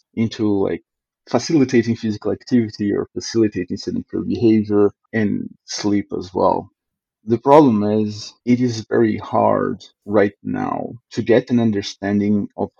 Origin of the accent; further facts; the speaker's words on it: Brazil; now in Canada; But after I came from Brazil to Canada and start seeing like how these differences take part into like every level of living